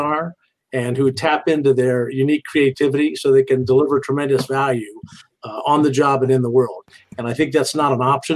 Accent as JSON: {"language": "English", "town": "Indianapolis", "region": "Indiana", "country": "United States", "said": "I'm from Indianapolis"}